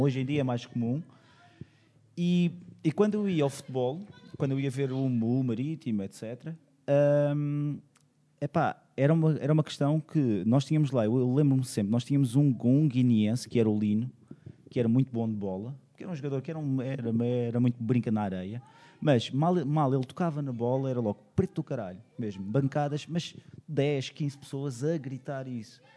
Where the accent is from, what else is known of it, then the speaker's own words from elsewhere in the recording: Madeira, Portugal; moved away as an adult; eu cresci numa ilha, eu cresci na Madeira e cresci durante, e estive lá durante 18 anos.